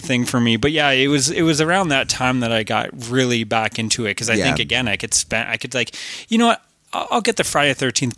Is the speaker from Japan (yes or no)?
no; Canada; We are from Canada